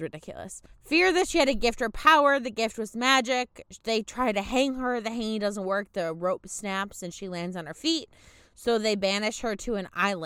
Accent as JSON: {"language": "English", "region": "Michigan", "country": "United States", "said": "I'm from Michigan"}